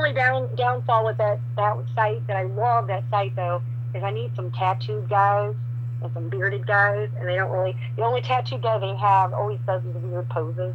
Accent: St. Louis, Missouri, United States; moved away; I'm from suburbia originally. I'm from St. Louis originally

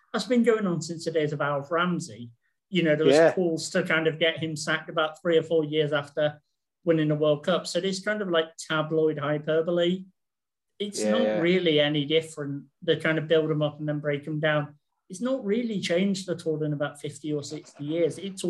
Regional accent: Manchester, North West England, United Kingdom; where I grew up in Boynton, in Manchester, basically, like, back when I was a kid in, like, the early 90s, a lot of the players lived round where I lived.

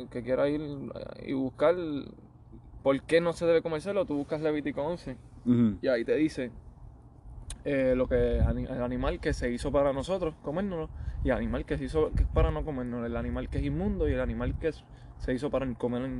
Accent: Puerto Rico; yo donde me crié, donde nací, en Puerto Rico

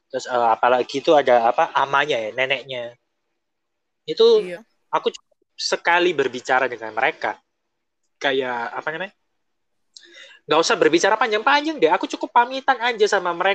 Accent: Surabaya, East Java, Indonesia; also born or lived in Taiwan; senior-senior Indonesia waktu di Taiwan itu kan yang pertama mantannya orang Jakarta ya kan aku orang Surabaya

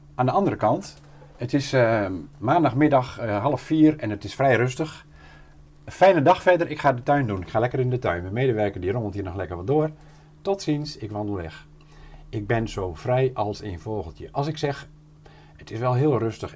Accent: near Doornspijk, Gelderland, Netherlands; moved away as an adult; also born or lived in Emmeloord; ik kom er hier vier kilometer vandaan, eh, ben ik geboren

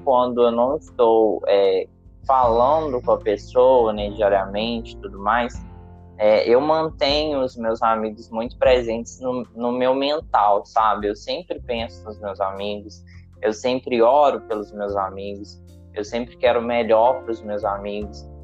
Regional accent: Ouro Branco, Minas Gerais, Brazil; moved away as an adult; now in Juiz de Fora, Brazil; eu tô morando em Juiz de Fora. E a Ana mora em Ouro Branco, né? Que também é minha cidade natal

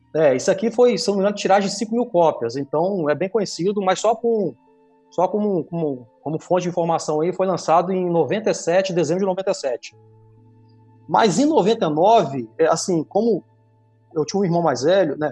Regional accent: Brazil; eu sou de Talva

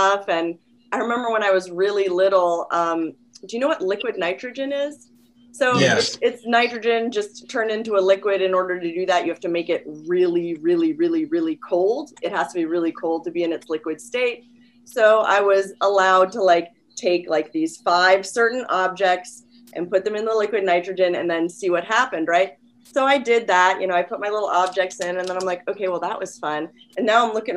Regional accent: D.C., District of Columbia, United States; moved away as an adult; also born or lived in North Carolina / Cape Cod, Massachusetts / Nashville, Tennessee; now in Los Angeles, United States; I really grew up outside of DC

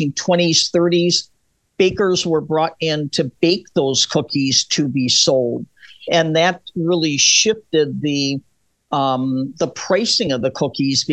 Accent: Wisconsin, United States; now in New York, United States; I'm from Wisconsin, which is Native American country

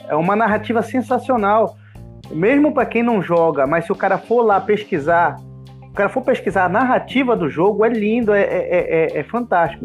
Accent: Santa Isabel, Brazil; eu nunca saí de Santa Isabel

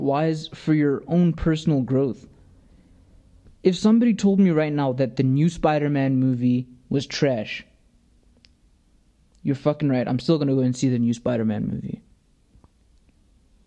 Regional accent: the South, United States; I was born in America

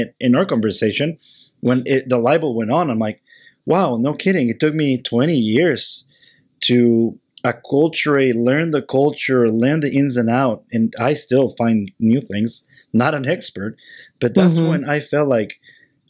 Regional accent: Mexico; moved away; I did not want to say I was Mexican

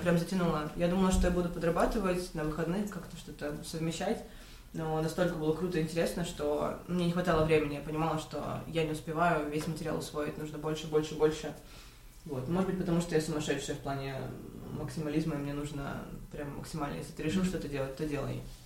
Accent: Khabarovsk, Khabarovsk Krai, Russia; moved away as an adult; also born or lived in Ulyanovsk; я родилась в Хабаровске, мои родители геологи. После окончания школы я решила, что я буду пилотом

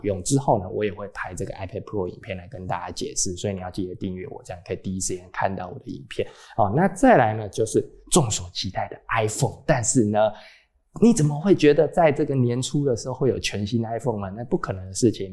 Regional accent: Taiwan; 还有一些跟我们台湾人无关紧要的东西呢

